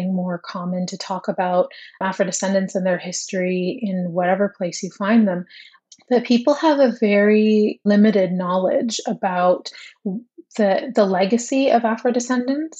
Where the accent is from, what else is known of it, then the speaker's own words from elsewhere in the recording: Toronto, Ontario, Canada; I'm from Toronto